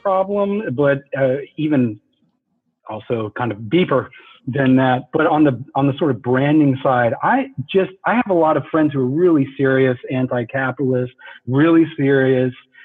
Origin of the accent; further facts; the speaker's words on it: the South, United States; The way I grew up in the South